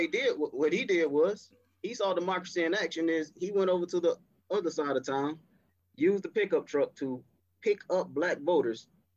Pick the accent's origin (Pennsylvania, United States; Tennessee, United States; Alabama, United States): Alabama, United States; now in Florida, United States; Yeah, you know I'm from Alabama. I know my state.